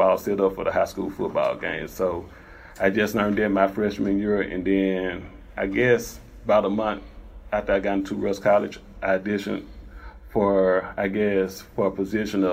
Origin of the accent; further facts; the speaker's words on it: Holly Springs, Mississippi, United States; moved away as an adult; also born or lived in Memphis, Tennessee; now in Atlanta, United States; growing up in Holly Springs, Mississippi